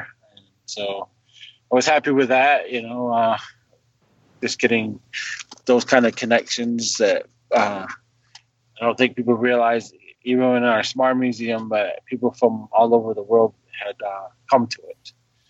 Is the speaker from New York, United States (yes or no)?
no; Ohio, United States; Clan is Beaver, and that I'm from Ohio or for Allegheny Territory.